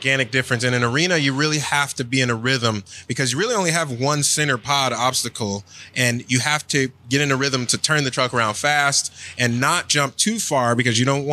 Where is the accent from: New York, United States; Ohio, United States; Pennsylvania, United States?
Ohio, United States; Cleveland; now in Florida, United States; I was born and raised in Cleveland